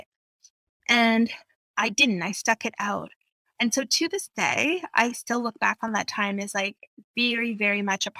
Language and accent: English; outside of Vancouver, British Columbia, Canada; also born or lived in Calgary; I moved back to home outside of Vancouver